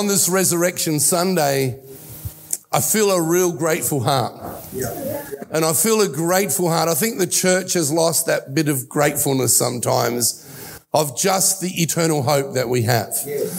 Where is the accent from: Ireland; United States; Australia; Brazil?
Australia; accent: Australian; also born or lived in Italy; he came to Australia from Italy with us, with me. I'm an only child, in 1960. I was 4 years old, and I have taken on the accent of Australia